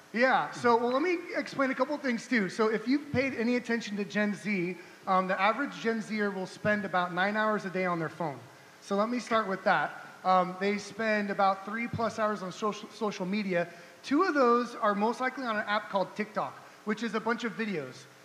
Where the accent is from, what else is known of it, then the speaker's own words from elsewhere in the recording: Orange County, California, United States; also born or lived in San Diego, California / Wichita, Kansas; now in Kansas City, United States; we're originally from Orange County, California